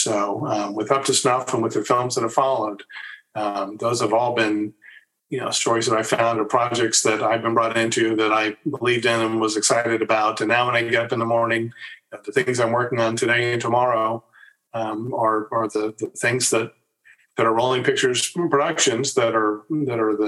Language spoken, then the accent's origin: English; Lawrence, Kansas, United States; moved away as an adult; also born or lived in Los Angeles, California / Virginia; My dad, in addition to being a clarinetist, taught music at the University of Kansas